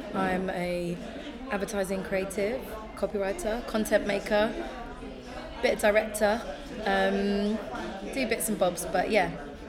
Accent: London, United Kingdom; I grew up in Zone 1.

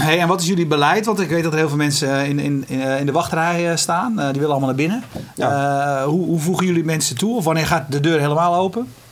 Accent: Netherlands; we zijn Hollanders

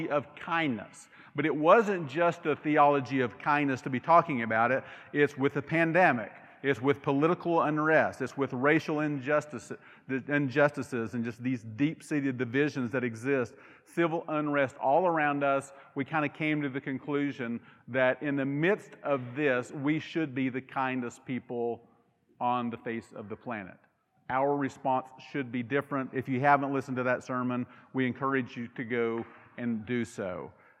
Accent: United States; I grew up in Carter County. I've shared that before. I'm a Carter County boy

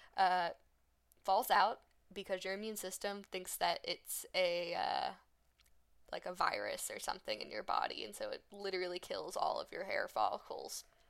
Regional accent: United States; we're just American

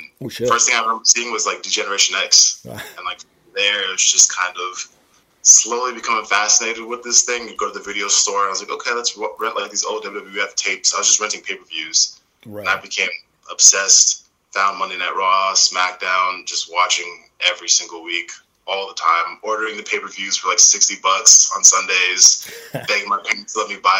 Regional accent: Minneapolis, Minnesota, United States; now in San Antonio, United States; I grew up South Minneapolis

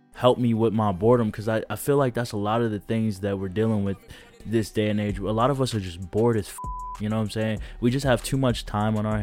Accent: DuPage County, outside Chicago, Illinois, United States; I'm originally from DuPage County. That's a county outside of Chicago

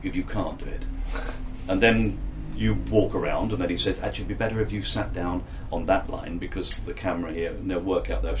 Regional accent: London, United Kingdom; accent: Cockney; I come from Bermondsey, that's where I come from

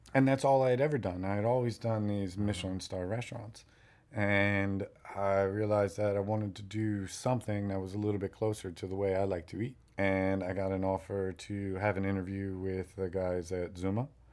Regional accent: New York, United States; moved away as an adult; now in Miami, United States; growing up in New York

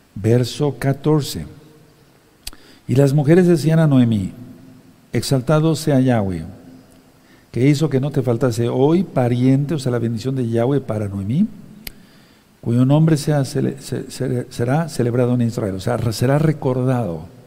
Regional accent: Mexico; como decimos aquí en México

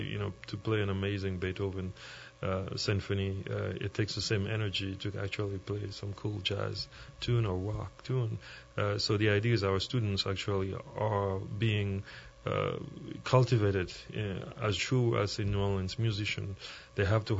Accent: Haiti; I grew up in Haiti, a little bit down south

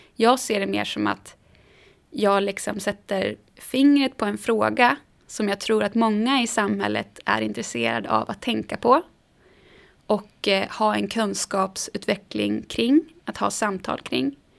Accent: Sundsvall, Västernorrland County, Sweden; now in Stockholm, Sweden; min lilla småstad som jag växte upp i Sundsvall

